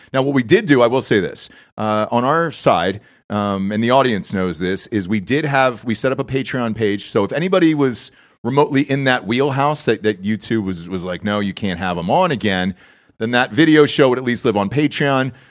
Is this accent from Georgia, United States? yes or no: yes; Atlanta, Georgia, United States; moved away as an adult; also born or lived in Ohio / New York / Los Angeles; I'm, I'm from Atlanta, Georgia originally